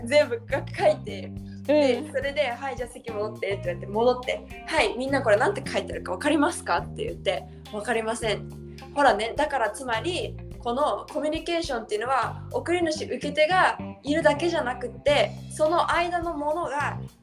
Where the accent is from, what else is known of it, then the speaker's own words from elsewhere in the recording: Tokyo, Japan; moved away as an adult; now in Brazil; 私東京から来ましたって言ったら